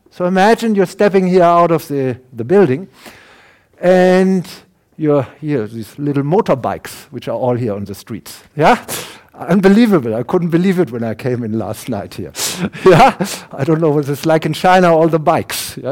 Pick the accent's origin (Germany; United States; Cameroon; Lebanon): Germany; accent: German; English is a second language; now in Canada; my German accent, I'm a German, I can't hide that. No, long, no matter how long I will live in Canada, they will recognize me.